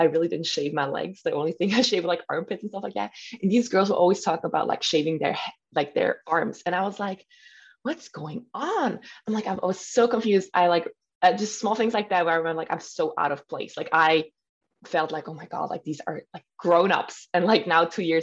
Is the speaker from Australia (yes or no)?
no; Switzerland; first language German; English is a second language; now in Spain; I'm German speaking. My mother language is in German.